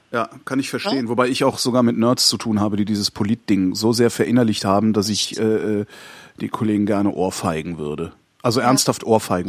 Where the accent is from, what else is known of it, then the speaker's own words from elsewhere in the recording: Cologne, North Rhine-Westphalia, Germany; moved away as an adult; ich komme aus Köln